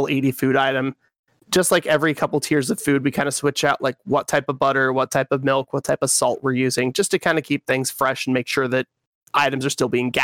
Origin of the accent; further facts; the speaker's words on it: Western Washington, United States; I'm from Western Washington